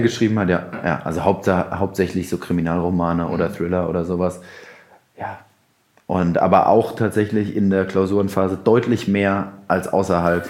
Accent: Mainz, Rhineland-Palatinate, Germany; als Mainzer

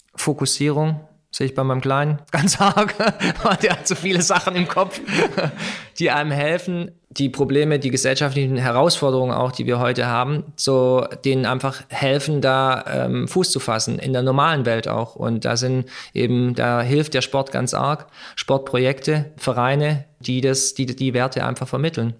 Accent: Germany; Meine Eltern, sie sind damals aus Kroatien hierher gekommen, um zu arbeiten. Ja, ich bin zwar hier geboren, bin Deutscher

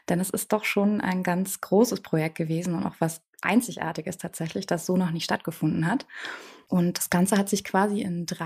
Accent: Bavaria, Germany; Bei uns in Bayern, das ist eher so der ländliche Charakter

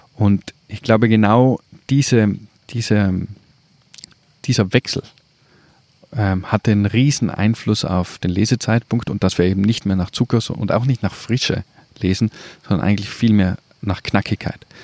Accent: South Tyrol, Trentino-Alto Adige, Italy; bin aus Südtirol

